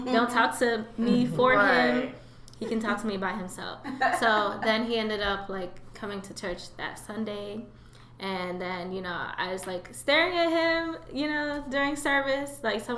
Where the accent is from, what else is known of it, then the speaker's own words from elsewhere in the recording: Nigeria; So I think I am Nigerian.